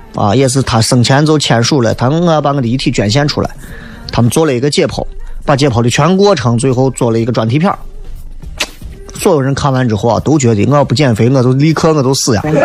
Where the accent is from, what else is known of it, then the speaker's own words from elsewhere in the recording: Xi'an, Shaanxi, China; 咱毕竟是西安人嘛